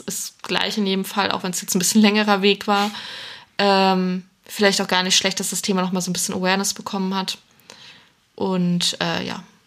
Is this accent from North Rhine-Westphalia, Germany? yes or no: yes; North Rhine-Westphalia, Germany; now in Cologne, Germany; ich komme von, von Grund auf auch aus NRW